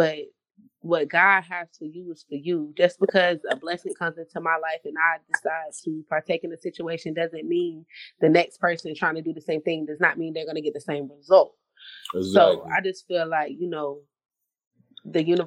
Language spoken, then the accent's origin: English; Raleigh, North Carolina, United States; also born or lived in Fuquay-Varina, North Carolina; I'm from Raleigh, North Carolina. Born and raised, but my roots run all the way deep to, like, Baton Rouge, Louisiana